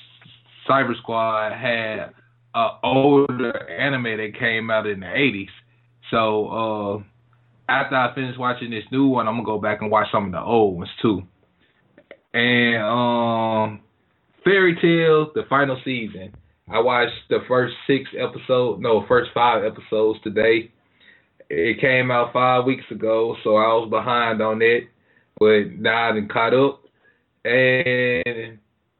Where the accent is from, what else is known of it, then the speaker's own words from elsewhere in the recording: Greenville, United States; if you didn't go to elementary school with me, you didn't know I was from Greenville